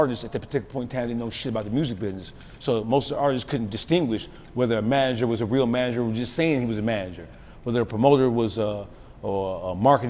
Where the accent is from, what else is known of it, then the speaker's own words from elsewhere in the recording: Detroit, Michigan, United States; Detroit is a different animal. I'm from Detroit.